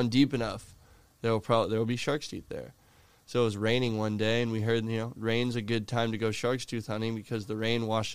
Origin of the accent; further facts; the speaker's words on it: Florida, United States; my hometown is not as enjoyable as it once was